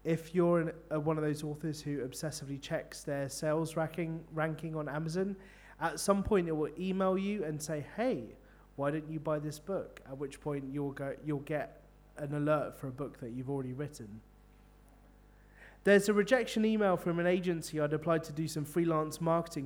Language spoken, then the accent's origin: English; London, United Kingdom; now in Bristol, United Kingdom; I'm from London